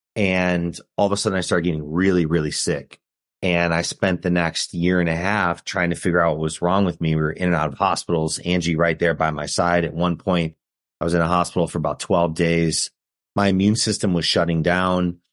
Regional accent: Chicago, Illinois, United States; We're from Chicago

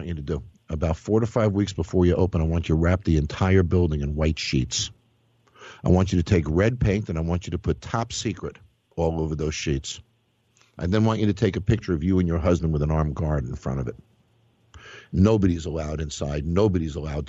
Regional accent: Scarsdale, New York, United States; I was born in Scarsdale

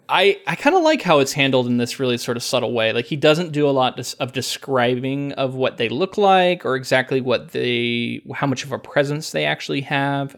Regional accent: United States; as an American

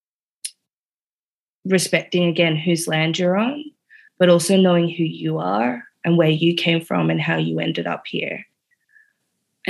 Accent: Namibia; I go from being South African to Namibian, the end of apartheid.

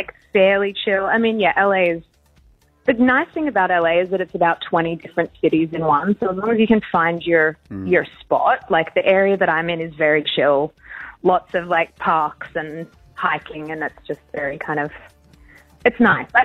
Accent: Australia; I sometimes forget I'm Australian. I mean, in my everyday life, I'm very much Australian.

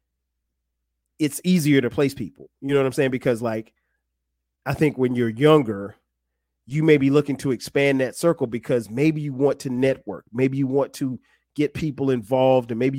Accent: Florence, South Carolina, United States; now in Atlanta, United States; we grew up together in Florence, South Carolina

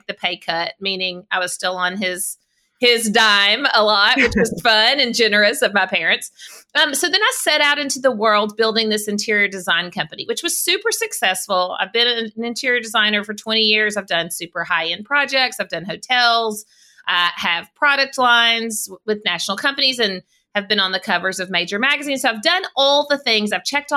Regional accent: South Arkansas, United States; So I live in Arkansas. I grew up in South Arkansas. And I've always lived in the state

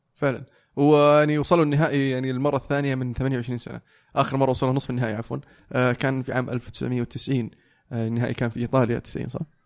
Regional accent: Saudi Arabia; نحن كسعوديين

